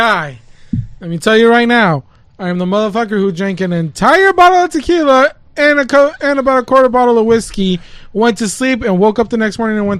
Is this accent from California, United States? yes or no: no; Detroit, Michigan, United States; I grew up in and around Southwest Detroit. I came over here when I was 6 years old. So, man. To me, Detroit is home.